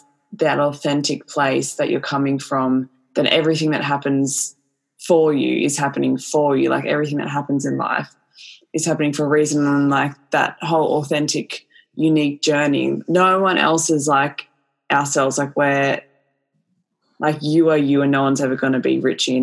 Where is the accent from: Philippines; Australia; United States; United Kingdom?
Australia; we're Australian